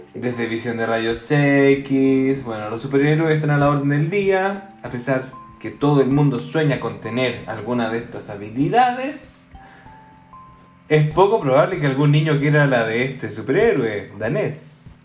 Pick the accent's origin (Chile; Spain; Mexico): Chile; now in Belgium